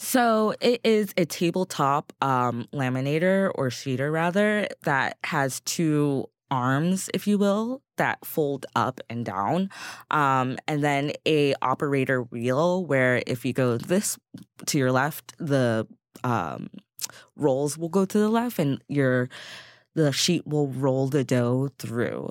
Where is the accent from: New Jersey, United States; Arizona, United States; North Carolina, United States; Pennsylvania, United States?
Pennsylvania, United States; Eastern; now in New York, United States; Eastern Pennsylvania